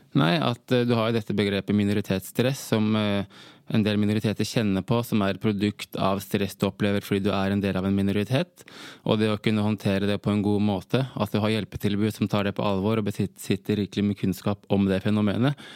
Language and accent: Norwegian; Norway; Jeg er halvt norsk, halvt gambisk.